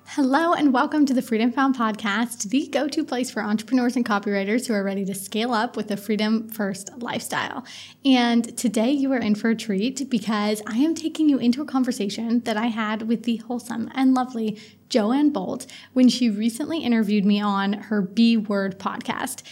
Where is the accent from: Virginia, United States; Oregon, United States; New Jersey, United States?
Oregon, United States; Portland; moved away as an adult; also born or lived in Singapore; now in Mauritius; I'm from Portland, Oregon